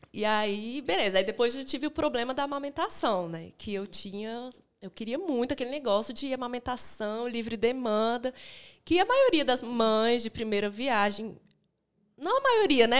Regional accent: Brasília, Federal District, Brazil; moved away as an adult; now in Belo Horizonte, Brazil; eu sou de Brasília, né? Vim morar aqui porque meu marido já morava

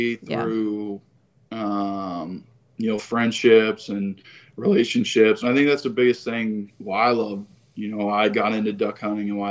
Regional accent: Ohio, United States; moved away as an adult; also born or lived in West Virginia; now in San Jose, United States; I'm from Ohio

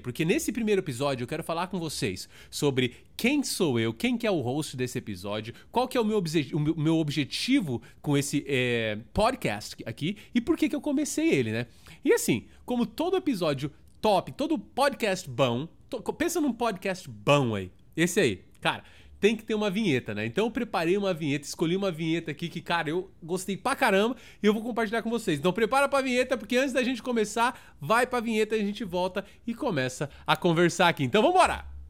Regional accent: São Paulo, Brazil; moved away as an adult; also born or lived in Toronto, Canada / Kitchener, Canada; now in Orlando, United States; sou de São Paulo, na Zona Sul, nasci em Santo Amaro, realmente, São Paulista da gema mesmo

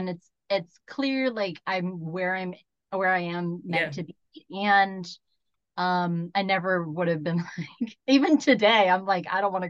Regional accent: United States; And like what's interesting too is like as a Filipino American, I actually don't feel a lot of acceptance into like East Asian spaces.

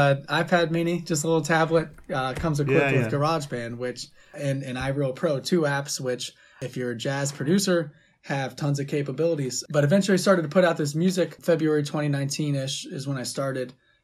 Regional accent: Youngstown, Ohio, United States; Yeah, we're both from Youngstown down here and kind of came up doing indie rock type stuff.

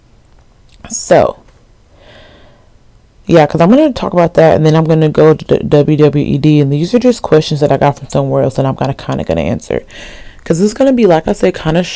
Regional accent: Alabama, United States; I'm from Alabama.

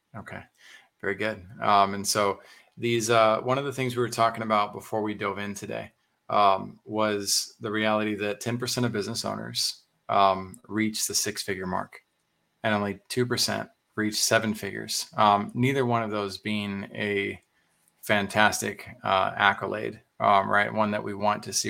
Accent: Texas, United States; as a Texan

